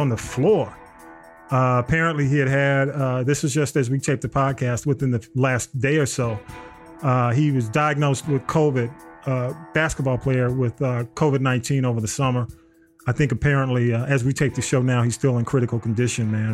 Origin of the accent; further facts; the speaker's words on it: Georgia, United States; I'm from Georgia. I grew up in Georgia